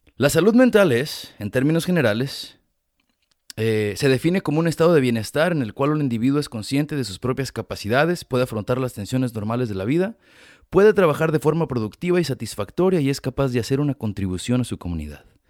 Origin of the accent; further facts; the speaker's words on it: Ameca, Jalisco, Mexico; now in United States; yo soy de Jalisco y la mayoría me imagino que son de mi pueblo y así que toda la gente de mi Ameca